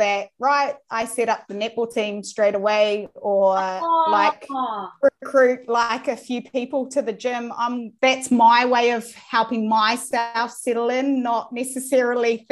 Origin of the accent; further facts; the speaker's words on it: Dannevirke, Manawatū-Whanganui, New Zealand; moved away as an adult; also born or lived in Australia; now in United Kingdom; we're both from the same town. We're like a little town, Danny Virk. It's East Coast, North Island.